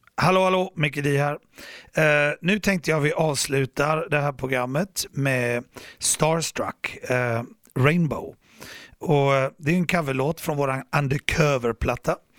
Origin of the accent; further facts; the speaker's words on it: Gothenburg, Västra Götaland, Sweden; jag är en hissingsbo. Jag växte upp här i Göteborg.